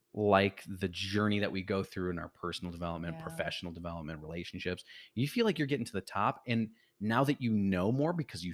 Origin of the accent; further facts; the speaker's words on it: Chicago, Illinois, United States; so I'm originally from Chicago, like we